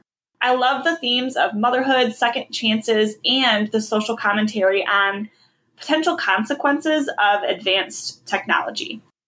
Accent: a town next to East Lansing/Okemos, Michigan, United States; I'm, you know, grew up in a town right next to it.

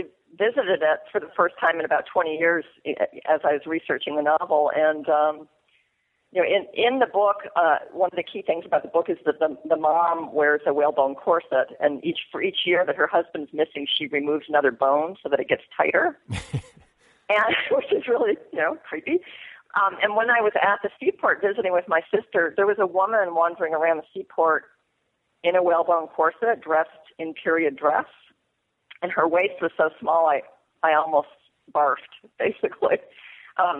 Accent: Mystic, Connecticut, United States; born or raised there; moved away as an adult

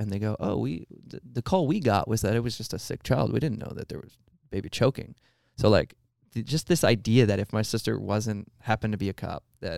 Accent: Long Island, New York, United States; I was born on Long Island in New York

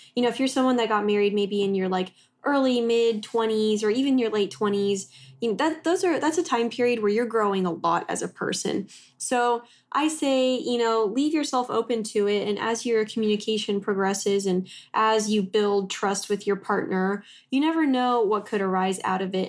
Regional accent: Texas, United States; moved away as an adult; also born or lived in Oklahoma; we grew up in Texas and then I went to school in Oklahoma

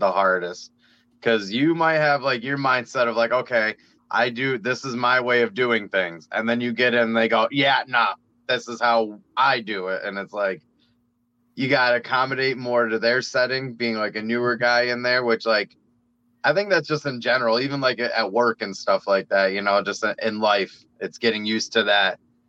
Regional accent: Scranton, Pennsylvania, United States; We're from Scranton, PA, actually here

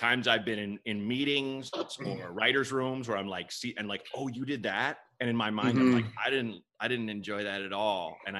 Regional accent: Portland, Oregon, United States; also born or lived in Chicago; I grew up in Portland, Oregon

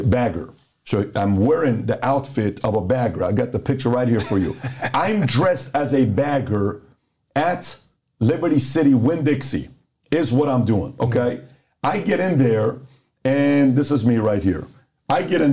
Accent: Iran; also born or lived in Los Angeles, California; now in United States; So I grew up in Iran.

